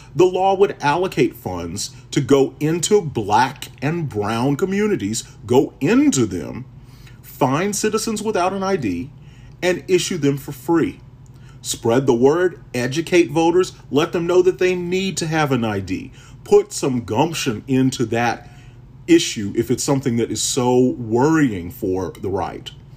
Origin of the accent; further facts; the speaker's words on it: Texas, United States; as a Texan